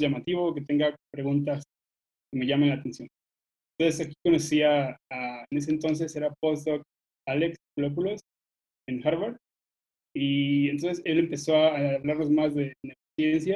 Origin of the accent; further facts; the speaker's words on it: Gómez Palacio, Durango, Mexico; moved away as an adult; also born or lived in Guanajuato; nací en Gómez Palacio, Durango, en el norte, eh, pero como algunos de ustedes, también me, mudé a estudiar a otro lugar